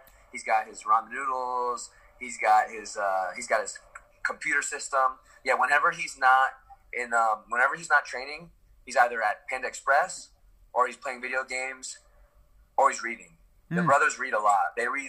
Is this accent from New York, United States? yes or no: yes; New York, United States; born there; I was born in New York.